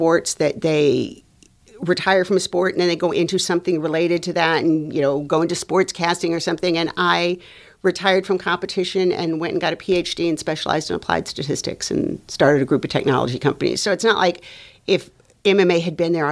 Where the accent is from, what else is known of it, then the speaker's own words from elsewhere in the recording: Los Angeles, California, United States; moved away as an adult; also born or lived in North Dakota / Venezuela; I am Latina from Los Angeles.